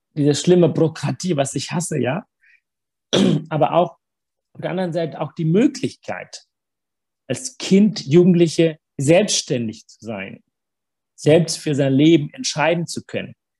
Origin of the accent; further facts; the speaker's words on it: Sri Lanka; German is a second language; also born or lived in Africa / Hamburg, Germany / Bad Neustadt an der Saale, Germany; now in Germany; ich bin immer noch Tamil, ich bin immer noch der Junge, der ne, auf Sri Lanka geboren ist